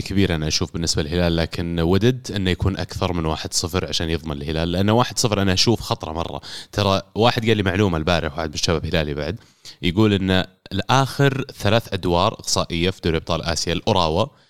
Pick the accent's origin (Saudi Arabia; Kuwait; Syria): Saudi Arabia; انا بالنسبه لي كسعودي